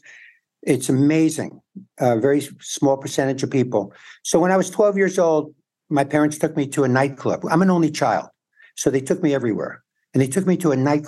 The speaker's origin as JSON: {"language": "English", "town": "New York City", "region": "New York", "country": "United States", "tie": "born or raised there", "also_born_or_lived": "San Antonio, Texas", "moved": "as an adult", "lives_now": "Los Angeles, United States", "said": "In New York, I grew up in the Bronx and Forest Hills, Manhattan."}